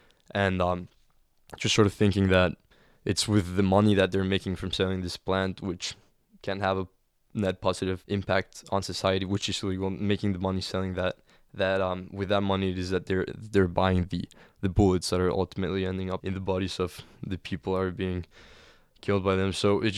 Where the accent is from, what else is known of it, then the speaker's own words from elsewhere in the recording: Cancun, Quintana Roo, Mexico; Yeah, in Cancun. The crown jewel of Mexican tourism. But still was affected by the violence created directly by the war on drugs.